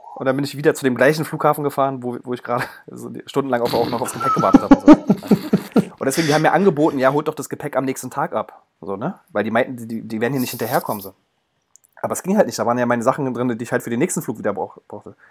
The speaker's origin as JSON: {"language": "German", "region": "Berlin", "country": "Germany", "said": "als Berliner"}